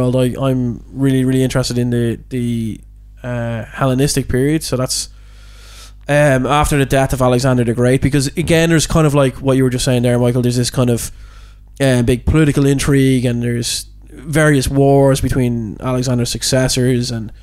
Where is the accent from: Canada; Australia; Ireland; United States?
Ireland; we're Irish